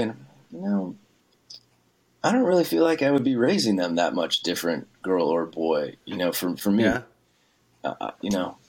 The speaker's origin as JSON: {"language": "English", "area": "small town outside New Orleans", "region": "Louisiana", "country": "United States", "tie": "born or raised there", "said": "I grew up in Louisiana, small town, like outside New Orleans"}